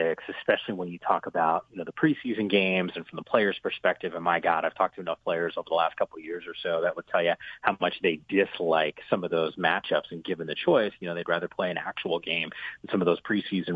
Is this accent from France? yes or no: no; New Jersey, United States; moved away; I grew up in the Northeast in New Jersey